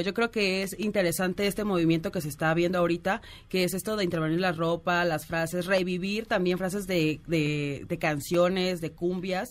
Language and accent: Spanish; Oaxaca, Mexico; soy de Oaxaca